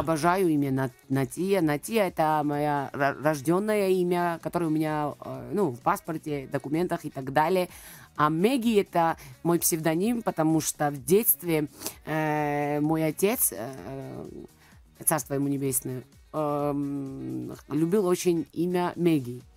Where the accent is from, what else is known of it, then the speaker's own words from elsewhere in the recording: Georgia; Russian is a second language; я грузинка, да, а, я выросла в Грузии, родилась там